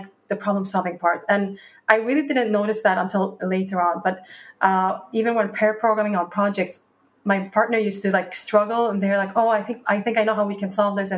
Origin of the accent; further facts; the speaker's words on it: Norrköping, Östergötland, Sweden; moved away as an adult; also born or lived in Dubai / London; I was born in Dubai, and then I was raised in Sweden in a small town called Norrköping.